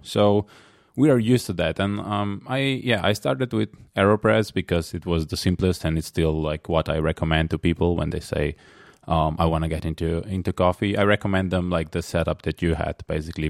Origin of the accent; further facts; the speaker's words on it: Slovenia; I'm from Slovenia, which is next to Italy